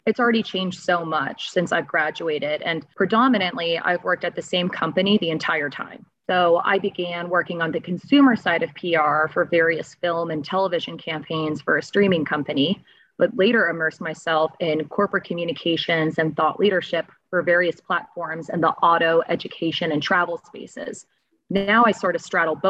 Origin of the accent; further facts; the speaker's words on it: Boston, Massachusetts, United States; also born or lived in Florida; now in Los Angeles, United States; I'm originally from Boston